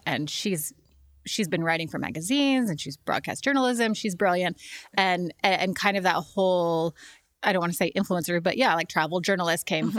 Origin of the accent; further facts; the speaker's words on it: Denver, Colorado, United States; moved away; I'm from Denver, Colorado. And it's funny you say that because my, like, upbringing could not be more stereotypical, you know, upper middle class white girl from Denver, Colorado. You know, like my dad worked a 9-to-5. I had a stay at home mom.